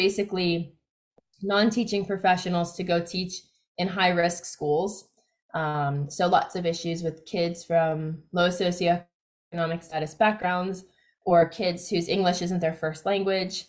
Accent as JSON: {"language": "English", "town": "Miami", "region": "Florida", "country": "United States", "tie": "born or raised there", "also_born_or_lived": "New York", "moved": "as an adult", "lives_now": "Australia", "said": "So I grew up in the United States. So I was born in New York, but I grew up in Miami, Florida. I probably never thought that I'd be living in Australia, but I've been here 10 years now"}